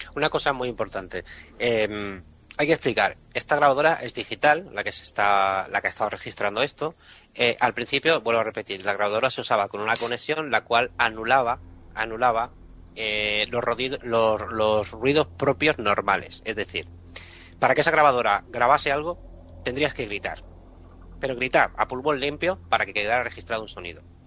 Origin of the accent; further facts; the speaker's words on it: Catalonia, Spain; como catalán que soy